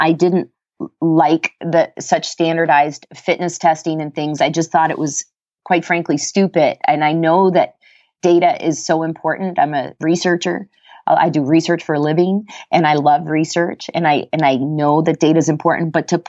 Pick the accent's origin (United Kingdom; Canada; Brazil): Canada; Antigonish, Nova Scotia; also born or lived in Virginia, United States; my alma mater in Canada after I finished up at UVA, which was really a dream gig because it was in my hometown.